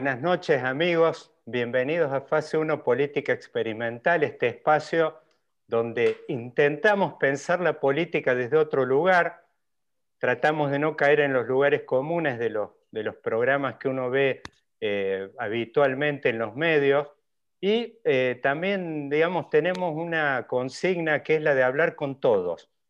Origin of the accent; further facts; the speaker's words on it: Córdoba, Argentina; los que por ahí venimos de Córdoba